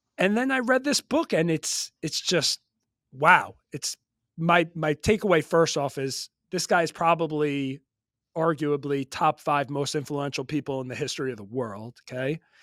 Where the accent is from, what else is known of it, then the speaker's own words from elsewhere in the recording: Long Island, New York, United States; growing up in New York just was a big hip hop, rap guy